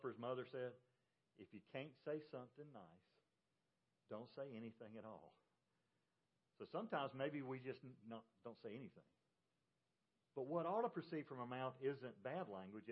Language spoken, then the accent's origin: English; Georgia, United States; also born or lived in North Carolina / South Carolina; I grew up in Georgia.